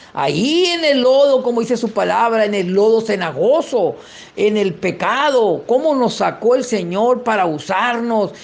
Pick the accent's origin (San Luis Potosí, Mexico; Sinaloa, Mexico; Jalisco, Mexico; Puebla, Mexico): Sinaloa, Mexico; San Miguel de los Orrantias; Soy de San Miguel de los Orrantias, municipio de Sinaloa de Leiva, allá arriba de la sierrita, arriba de Ocoroni, quienes conocen el estado de Sinaloa y el municipio de Sinaloa de Leiva eh, sabrán de qué estoy hablando. Allá, de allá, allá nací